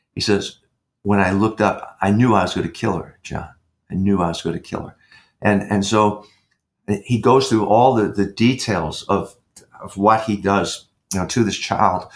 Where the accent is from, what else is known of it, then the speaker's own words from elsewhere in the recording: New York, United States; moved away; I was raised in New York as a kid